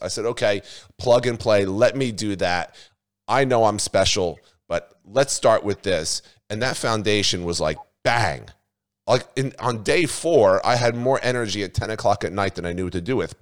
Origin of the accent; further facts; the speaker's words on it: New Jersey, United States; also born or lived in Australia; I'm from New Jersey